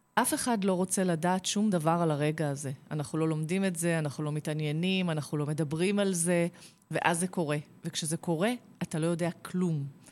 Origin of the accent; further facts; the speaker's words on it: Kfar Saba, Central District, Israel; נולדתי בכפר סבא